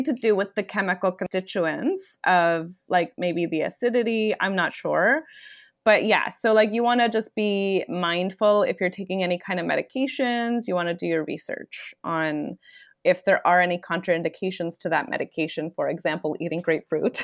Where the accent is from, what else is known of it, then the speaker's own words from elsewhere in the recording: Toronto, Ontario, Canada; I am born and raised in Toronto